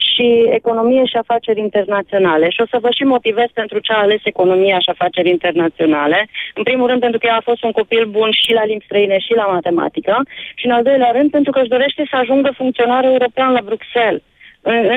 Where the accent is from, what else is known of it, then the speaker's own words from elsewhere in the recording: Romania; ne-am născut în România, hai să rămânem români